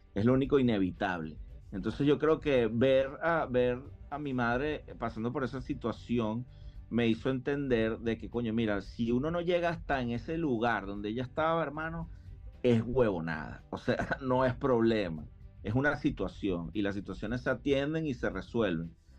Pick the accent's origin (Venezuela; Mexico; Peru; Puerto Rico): Venezuela; Caracas, Capital District; moved away as an adult; now in Miami, United States; yo me crié, bueno, en Caracas